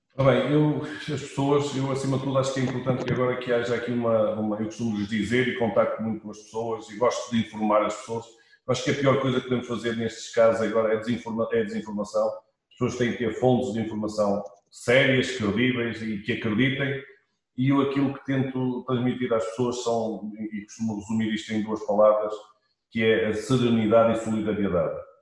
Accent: Portugal; nós somos todos portugueses, somos gente de fibra

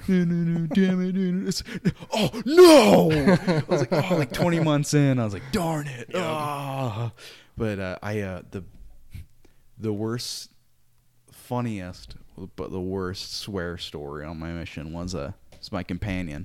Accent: Salt Lake City, Utah, United States; Growing up in Salt Lake, pretty much a different country

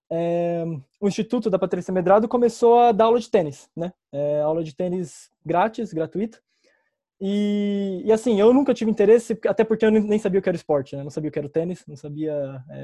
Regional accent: São Paulo, Brazil; Bom, eu sou da Zona Leste de São Paulo, São Miguel Paulista.

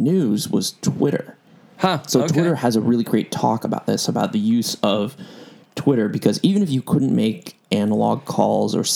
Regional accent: San Francisco, California, United States; I grew up in San Francisco

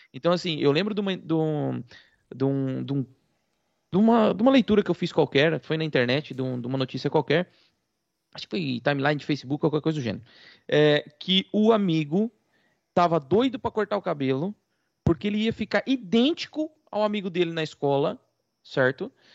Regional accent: Brazil; aqui nós somos brasileiros e não somos portugueses

